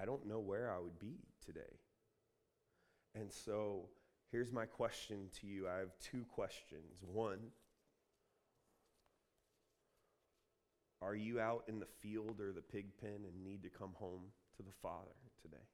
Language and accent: English; Columbus, Ohio, United States; moved away as an adult; also born or lived in Redding, California; now in California, United States; I'm from Columbus